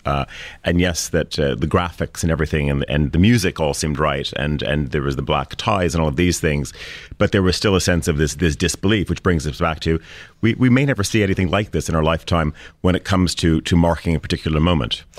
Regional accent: Canada; growing up in Canada in school

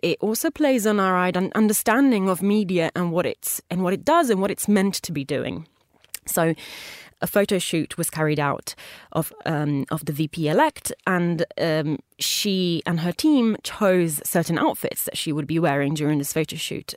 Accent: Italy; moved away; a homage to my home country

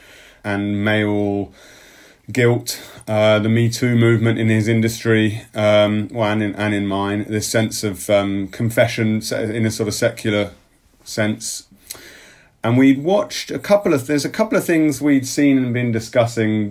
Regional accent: England, United Kingdom; as an English person now

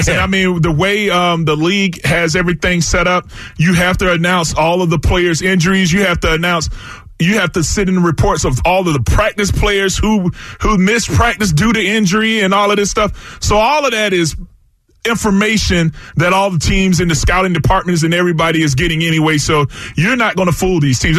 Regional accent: DeLand, Florida, United States; now in Philadelphia, United States; my hometown in DeLand

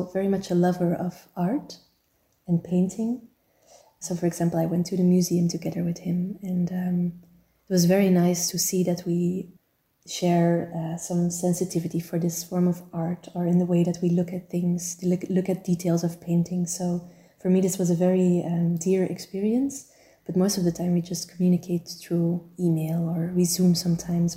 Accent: Turnhout, Flanders, Belgium; my hometown of Turnhout, where I grew up

